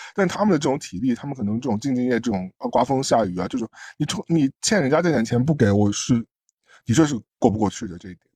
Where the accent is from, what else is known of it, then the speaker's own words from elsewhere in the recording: China; moved away; 我作为一个中国人